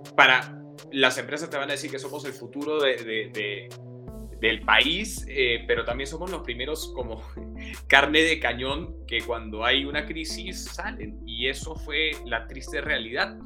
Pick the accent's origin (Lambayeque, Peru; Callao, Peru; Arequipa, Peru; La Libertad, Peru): La Libertad, Peru; Trujillo; moved away; also born or lived in Lima; yo crecí en Trujillo y bueno, estudié en Lima